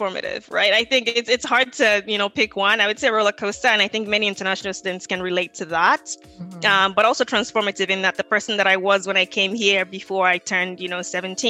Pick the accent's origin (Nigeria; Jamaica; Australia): Nigeria; Lagos; moved away as an adult; also born or lived in Winona, Minnesota; now in United States; I was born and raised in Lagos, Nigeria.